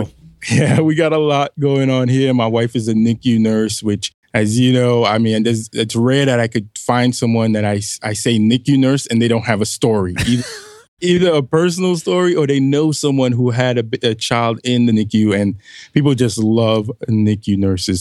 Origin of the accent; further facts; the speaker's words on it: New York City, New York, United States; moved away as an adult; also born or lived in New Mexico; I'm a kid from Brooklyn, New York, near the Flatbush area.